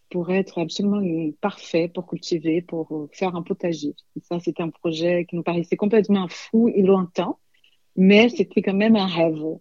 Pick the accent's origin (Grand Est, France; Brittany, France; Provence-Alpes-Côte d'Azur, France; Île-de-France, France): Île-de-France, France; Paris; parce qu'on n'est pas d'ici, nous ne sommes pas des enfants de pays. Euh, plus je suis, j'ai un petit accent, je viens d'ailleurs, et c'est surtout l'effet de venir de Paris.